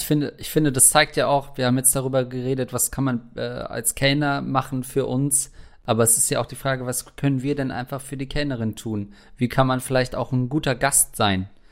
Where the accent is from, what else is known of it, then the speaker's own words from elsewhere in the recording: Germany; bin ich als Deutscher